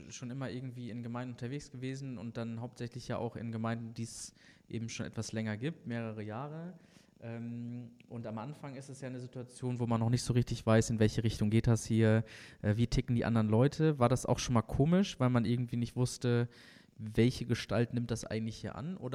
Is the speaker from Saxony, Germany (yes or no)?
no; Bad Salzuflen, North Rhine-Westphalia, Germany; In und, ähm, Schöttmar, Bad